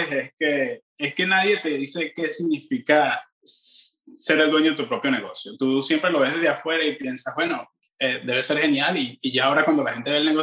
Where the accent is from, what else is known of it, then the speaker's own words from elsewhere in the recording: Venezuela; yo pienso que, que una de las cosas que los venezolanos tenemos en, en común, Madeleine, los latinos en general